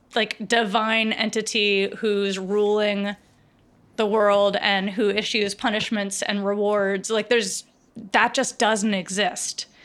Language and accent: English; rural Virginia, United States; I grew up in rural Virginia.